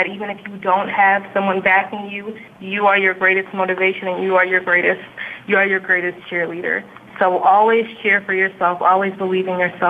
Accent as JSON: {"language": "English", "country": "United States", "tie": "born or raised there", "said": "I'm an American and because I was born here"}